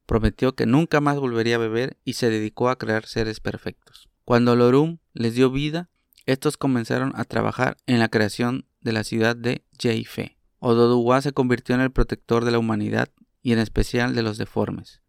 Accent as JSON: {"language": "Spanish", "country": "Mexico", "said": "lo que nos toca a nosotros como mexicanos"}